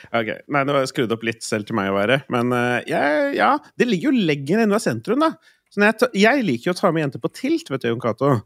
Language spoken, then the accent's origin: Norwegian; Østfold, Norway; now in Oslo, Norway; Hjemme i Østfold.